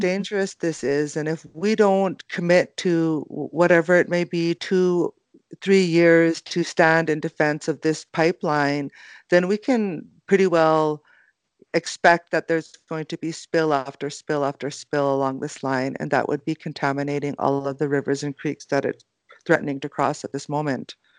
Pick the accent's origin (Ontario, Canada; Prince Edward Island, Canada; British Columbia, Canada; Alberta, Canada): British Columbia, Canada; Secwepemc and Ktunaxa nations; I'm both from the Sihuat Mukh and the Tanakha nations